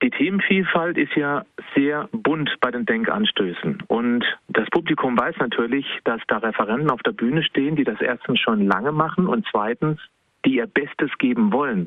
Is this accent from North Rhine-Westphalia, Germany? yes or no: no; Baden-Württemberg, Germany; lebe noch im Badener Ländle, also ganz klar Badener